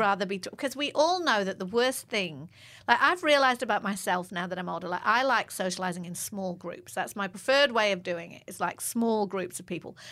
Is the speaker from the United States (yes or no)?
no; England, United Kingdom; I'm English